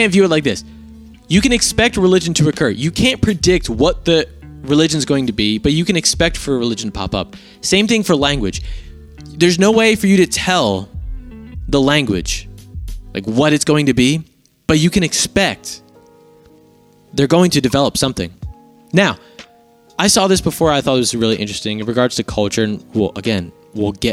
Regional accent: United States

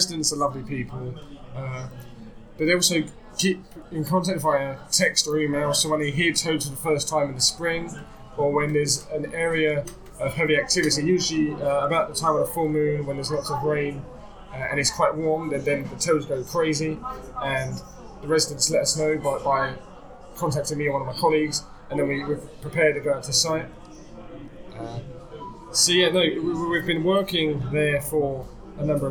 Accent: South Essex coast, East of England, United Kingdom; moved away as an adult; also born or lived in Cambridge / London; I grew up on the South Essex coast

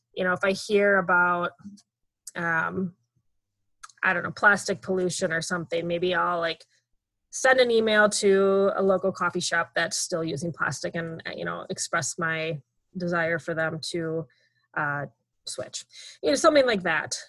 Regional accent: Minnesota, United States; I'm from Minnesota

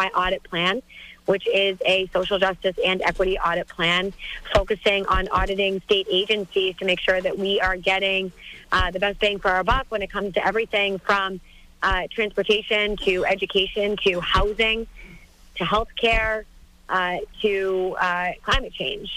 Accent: Methuen, Massachusetts, United States; Methuen, my hometown.

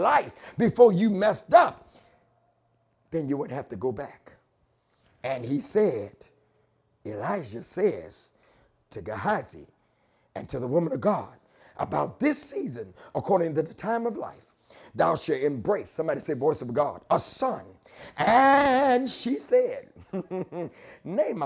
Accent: Delaware, United States; I'm from Delaware.

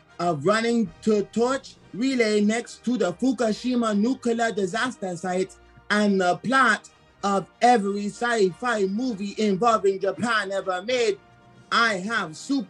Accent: Nigeria; now in United States; Originally Nigeria. I became a citizen 5 years ago because I love this country.

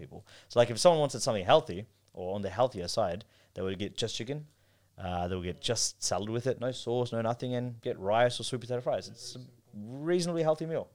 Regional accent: Melbourne, Victoria, Australia; also born or lived in Pakistan; growing up in Melbourne

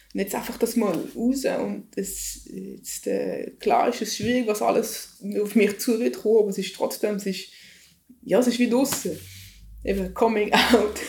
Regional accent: Switzerland; Ich als Schweizerin

